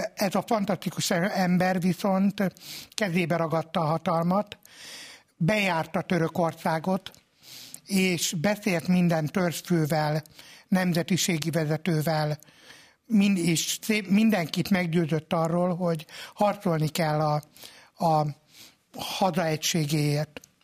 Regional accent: Hungary; mondtam, hogy magyar vagyok

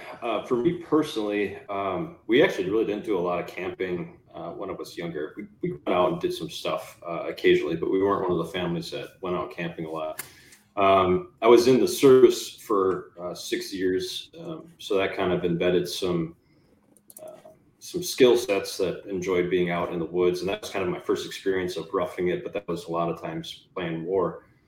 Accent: Wisconsin, United States; I grew up in Wisconsin area.

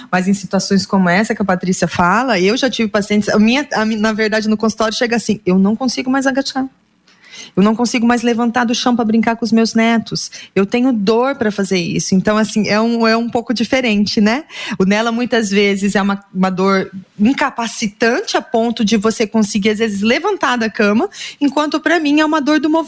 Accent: near Presidente Prudente, São Paulo, Brazil; moved away; also born or lived in Londrina; nascida ali perto de Presidente Prudente

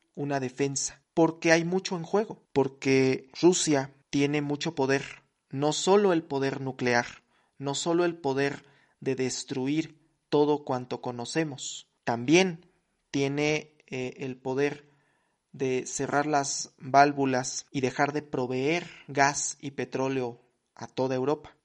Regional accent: Mexico; soy mexicano

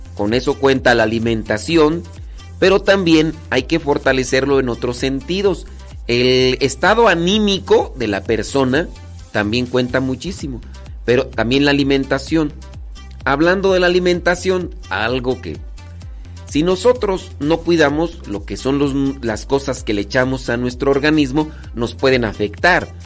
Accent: Acámbaro, Guanajuato, Mexico; yo soy de Acámbaro, Guanajuato.

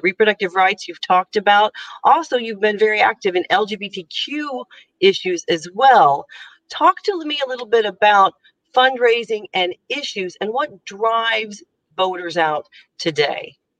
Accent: United States; moved away as an adult; now in Ireland; I'm an American who've lived who's lived now in Ireland for about five years

